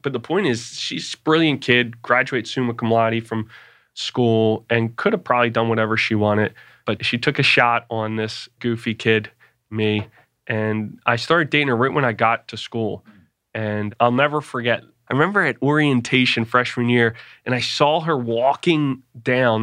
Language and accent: English; Philadelphia, Pennsylvania, United States; I grew up in Philadelphia